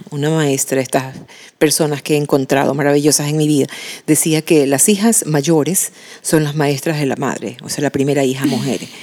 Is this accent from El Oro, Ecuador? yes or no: yes; Machala, El Oro, Ecuador; en mi casa en Machala, de donde yo soy, con mis padres